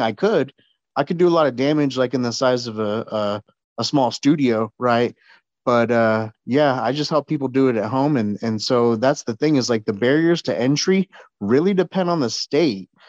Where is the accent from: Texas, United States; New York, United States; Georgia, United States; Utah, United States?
Texas, United States; San Antonio; my hometown, San Antonio.